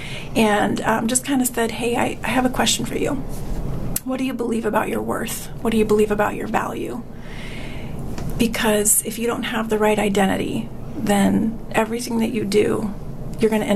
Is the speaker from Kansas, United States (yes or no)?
no; Tucson, Arizona, United States; Born and raised in Tucson